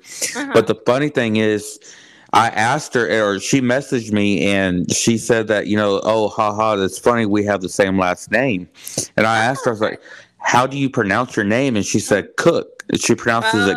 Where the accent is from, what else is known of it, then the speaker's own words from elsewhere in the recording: Houston, Texas, United States; now in Bryan, United States; I'm from Houston. Mm-hmm. But I live in Bryan now